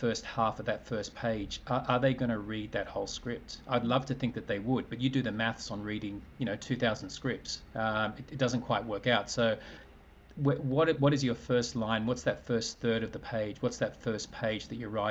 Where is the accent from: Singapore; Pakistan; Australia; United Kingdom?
Australia; I'm an Australian man